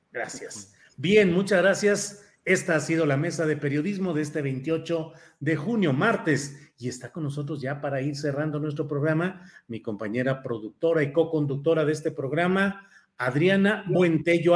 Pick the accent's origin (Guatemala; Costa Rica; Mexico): Mexico; Torreón, Coahuila; soy nativo de Coahuila, soy nacido en Torreón, Coahuila